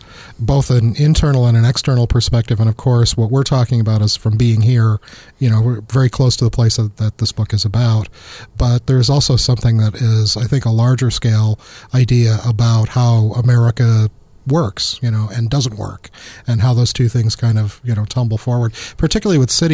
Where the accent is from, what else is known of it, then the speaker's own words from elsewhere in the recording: Chicago, Illinois, United States; and I'm from Chicago